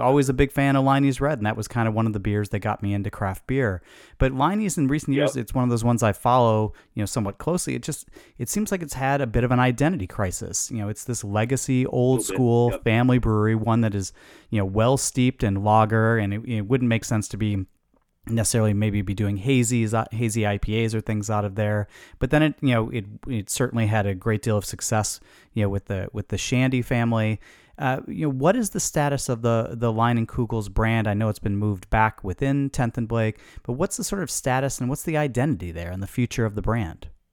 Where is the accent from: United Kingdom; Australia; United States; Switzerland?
United States; Chicago, Illinois; I grew up in Chicago